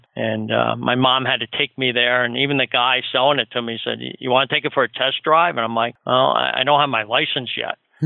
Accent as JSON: {"language": "English", "town": "Chatham", "region": "New Jersey", "country": "United States", "tie": "born or raised there", "said": "I grew up outside of New York in one of those suburbs of Chatham, New Jersey."}